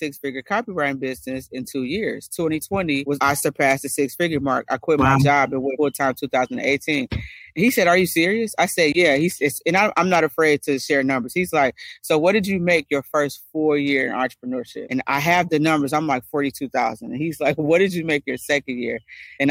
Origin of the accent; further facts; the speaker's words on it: Detroit, Michigan, United States; I'm from Detroit, born